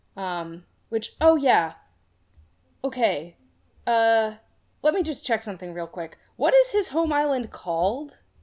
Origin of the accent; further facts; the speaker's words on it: Boston, Massachusetts, United States; I grew up in the Boston area